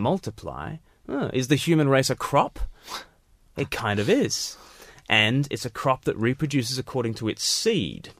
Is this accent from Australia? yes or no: yes; Australia; I was born, in Australia, far from the mother country.